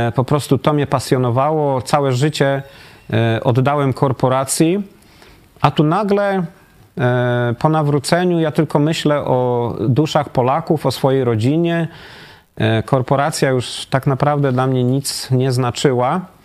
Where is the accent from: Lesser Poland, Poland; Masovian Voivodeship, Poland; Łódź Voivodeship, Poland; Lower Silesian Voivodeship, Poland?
Lower Silesian Voivodeship, Poland; Wrocław; moved away as an adult; also born or lived in Austria / United States; now in Katowice, Poland; ja jestem z Wrocławia, żona z Gdyni